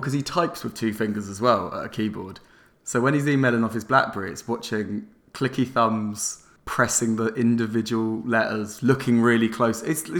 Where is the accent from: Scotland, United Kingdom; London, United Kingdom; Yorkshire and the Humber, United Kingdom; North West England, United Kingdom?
London, United Kingdom; I grew up in North London